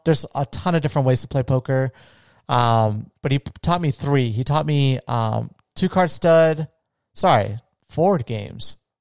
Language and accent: English; Florida, United States; the area I grew up in in Florida